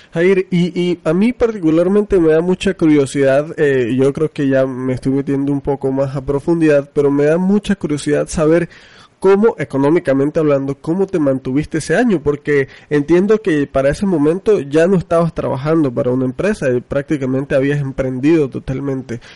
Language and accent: Spanish; Venezuela; now in Mexico; yo soy venezolano, no sé si sabías, vivo en México, pero soy venezolano